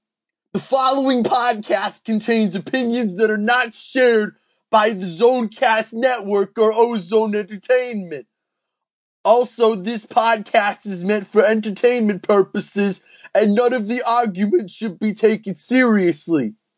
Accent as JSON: {"language": "English", "town": "Toronto", "region": "Ontario", "country": "Canada", "said": "I come from Toronto, where I live, in Canada."}